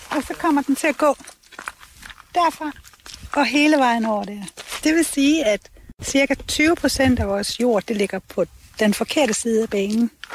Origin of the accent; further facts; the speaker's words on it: Denmark; det er mit barndomshjem